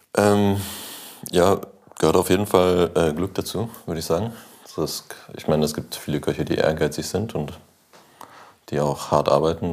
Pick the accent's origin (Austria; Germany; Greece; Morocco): Germany; North Rhine-Westphalia; also born or lived in Switzerland; ich bin in Nordrhein-Westfalen aufgewachsen, in Ostwestfalen